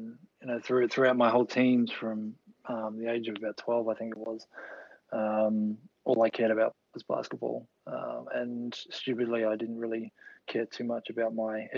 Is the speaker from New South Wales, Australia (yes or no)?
no; Gold Coast, Queensland, Australia; also born or lived in Melbourne, Victoria; I was born in Melbourne, Queen Victoria Hospital, which is, as I understand it, is no longer there, or part of the building is still there. And grew up in Victoria until I was about 8, and then our family moved up to the Gold Coast.